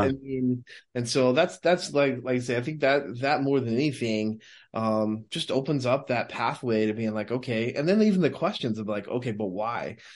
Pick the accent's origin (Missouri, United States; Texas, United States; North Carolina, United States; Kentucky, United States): Texas, United States; I grew up in Texas